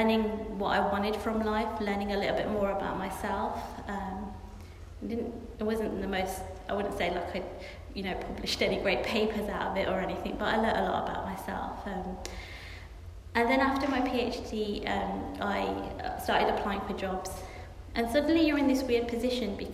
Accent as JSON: {"language": "English", "town": "Birmingham", "region": "West Midlands", "country": "United Kingdom", "also_born_or_lived": "Oxford", "moved": "yes", "said": "I'm from Birmingham, I'm from a very inner city area."}